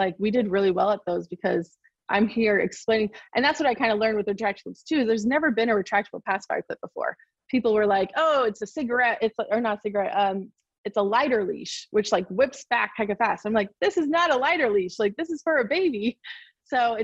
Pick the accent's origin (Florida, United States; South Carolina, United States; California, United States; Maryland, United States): California, United States; Sacramento; I'm from Sacramento, California